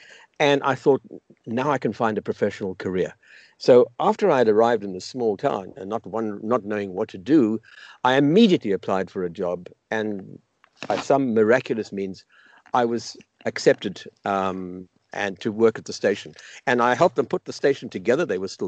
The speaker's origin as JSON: {"language": "English", "country": "South Africa", "tie": "born or raised there", "moved": "yes", "lives_now": "Los Angeles, United States", "said": "I now live in Los Angeles. I've lived in here for the last 35 years, but I was born in South Africa and grew up in the apartheid system in South Africa as a child"}